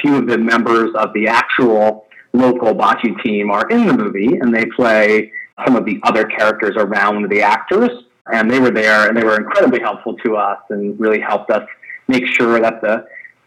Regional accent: New York City, New York, United States; I grew up on Staten Island, which is one of the 5 boroughs

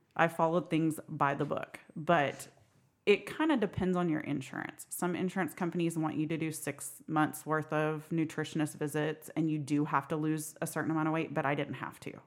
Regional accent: Sperry, Oklahoma, United States; I am from Sperry, Oklahoma

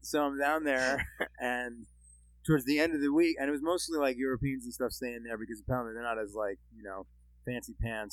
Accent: New Jersey, United States; moved away; also born or lived in Michigan; I'm not from the Midwest, I'm from Jersey

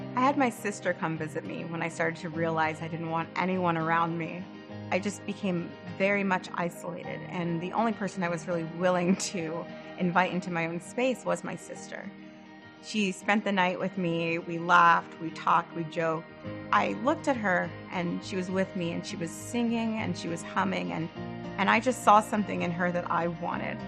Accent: Northern California, United States; moved away as an adult; also born or lived in Los Angeles; now in Burlington, United States; I am originally from Northern California. I lived there for the majority of my life

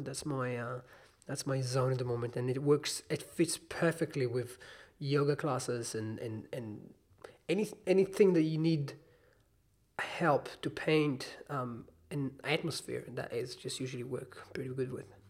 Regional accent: Israel; moved away as an adult; now in New Zealand; I'm from Israel

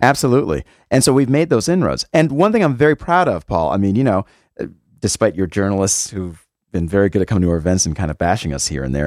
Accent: West Hartford, Connecticut, United States; now in New Haven, United States; I'm a West Hartford kid, so I'm not from New Haven.

